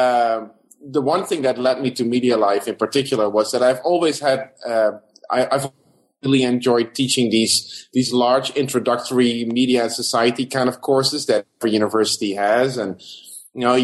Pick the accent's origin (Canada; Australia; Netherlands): Netherlands; moved away as an adult; also born or lived in South Africa / Los Angeles, United States; now in Bloomington, United States; I'm originally from the Netherlands